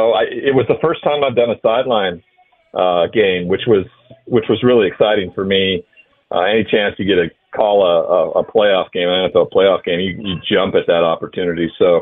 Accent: Montana, United States; Oh, it's nothing like I'm from Montana. It's nothing like Montana.

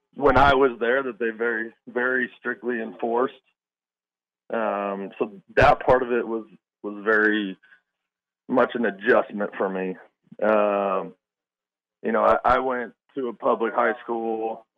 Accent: Mesa, Arizona, United States; moved away as an adult; I grew up in Mesa, Arizona

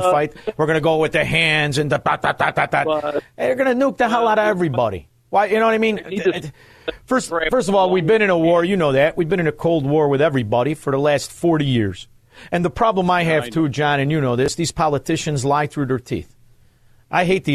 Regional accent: Melrose Park, Illinois, United States; I don't really speak Spanish, even though I grew up in Melrose Park

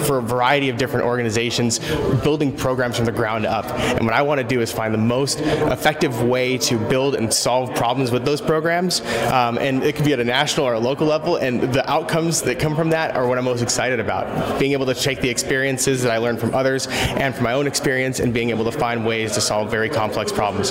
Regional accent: Anchorage, Alaska, United States; I was born and raised here in Alaska, actually here in Anchorage.

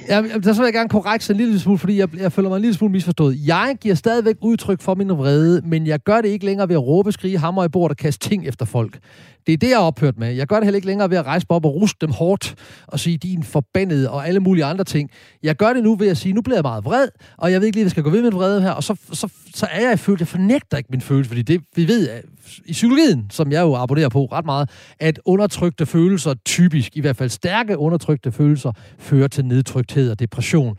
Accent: Horsens, Central Denmark Region, Denmark; i Klosterkirken i Horsens, der hvor jeg stammer fra

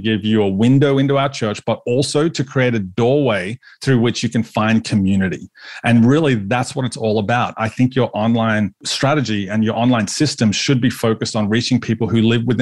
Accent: Australia; I'm Aussie

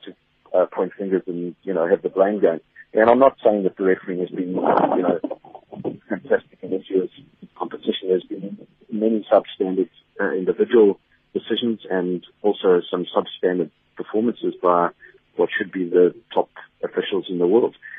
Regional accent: South Africa; I'm very happy as a South African.

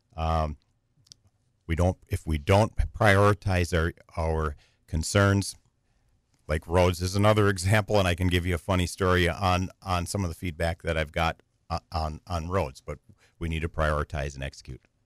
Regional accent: Green Bay, Wisconsin, United States; moved away as an adult; now in Wausau, United States; I grew up in Green Bay

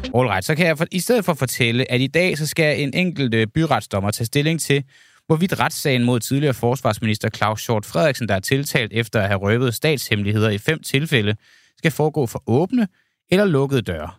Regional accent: Denmark; jeg er altså fra Jylland

